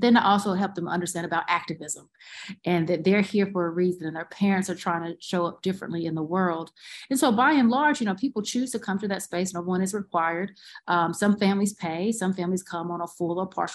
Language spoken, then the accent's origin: English; Goldston, North Carolina, United States; now in Durham, United States; I'm from Golston, North Carolina